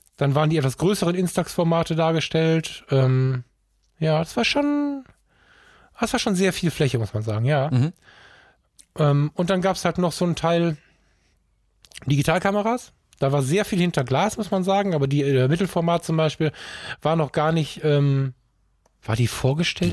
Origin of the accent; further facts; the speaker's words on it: Düsseldorf, North Rhine-Westphalia, Germany; ich bin in Düsseldorf geboren und bin unglaublich viel in Düsseldorf